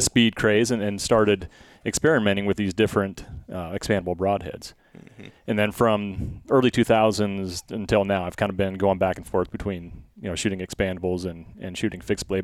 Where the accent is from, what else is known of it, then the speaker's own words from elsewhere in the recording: Blair, United States; growing up in Blair